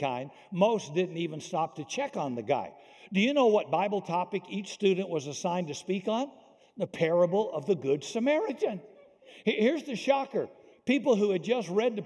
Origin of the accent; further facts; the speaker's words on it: Deep South, United States; I grew up in the Deep South